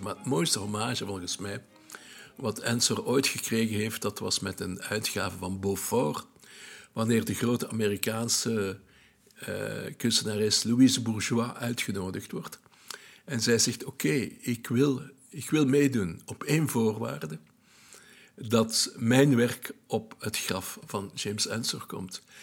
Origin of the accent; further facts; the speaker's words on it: Belgium; I'm a Belgian eh, journalist